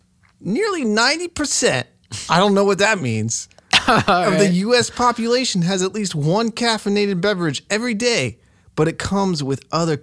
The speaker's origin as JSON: {"language": "English", "region": "New York", "country": "United States", "accent": "New York", "said": "Yeah, I'm from New York."}